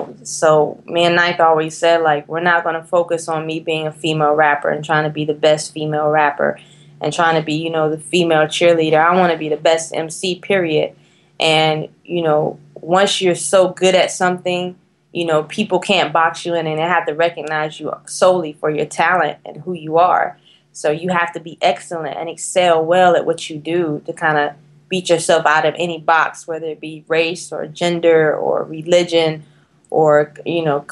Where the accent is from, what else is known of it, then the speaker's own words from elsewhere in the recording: North Carolina, United States; if I was not from North Carolina